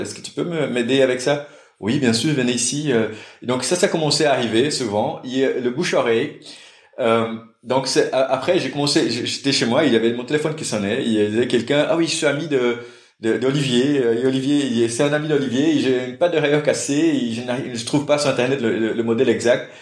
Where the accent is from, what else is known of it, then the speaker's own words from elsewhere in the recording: Brazil; French is a second language; moved away as an adult; now in Brussels, Belgium; je suis brésilien